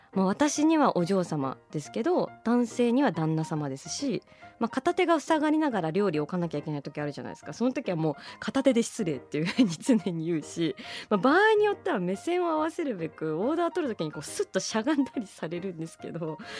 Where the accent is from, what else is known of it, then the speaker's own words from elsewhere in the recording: Fukuoka, Japan; 福岡県生まれの人間としては